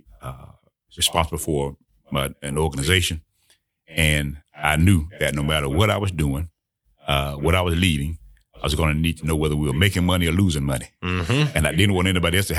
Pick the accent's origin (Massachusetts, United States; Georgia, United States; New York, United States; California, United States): Georgia, United States; Harris County; also born or lived in Atlanta, Georgia / Albany, Georgia; My mother and I moved to Harris County, Georgia, to live with my grandparents. And I was there until the end of my eighth grade year